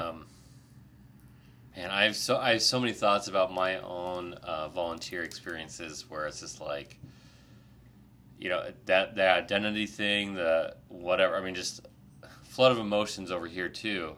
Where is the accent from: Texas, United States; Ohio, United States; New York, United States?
Ohio, United States; I'm also grew up in Ohio